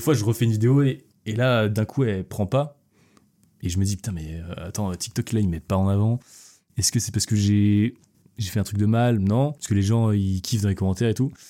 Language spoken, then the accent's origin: French; Quimperlé, Brittany, France; also born or lived in Lorient; Je suis né à Quimperlé